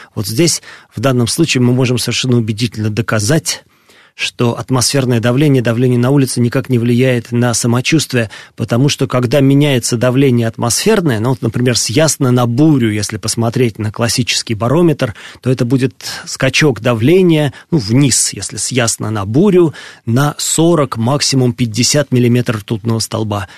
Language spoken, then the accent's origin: Russian; Moscow, Russia; я родился и вырос в Москве